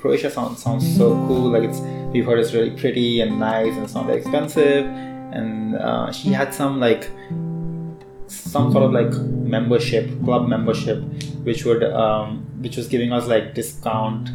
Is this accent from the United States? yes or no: no; India; I'm Indian